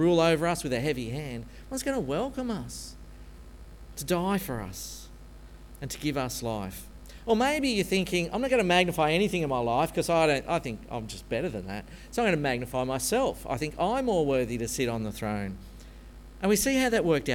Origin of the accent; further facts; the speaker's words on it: Australia; being an Aussie, born and bred Presbyterian